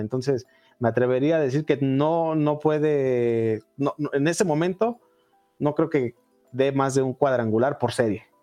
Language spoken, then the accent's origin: Spanish; Mexico; como mexicanos